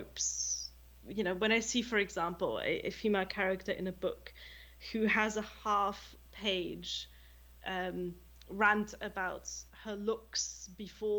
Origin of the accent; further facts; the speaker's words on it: Germany; English is a second language; moved away as an adult; also born or lived in United Kingdom; me growing up in Germany